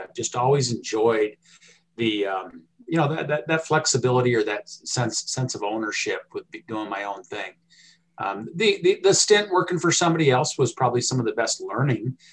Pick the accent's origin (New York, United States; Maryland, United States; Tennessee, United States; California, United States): California, United States; moved away as an adult; also born or lived in Alaska; now in Billings, United States; growing up in California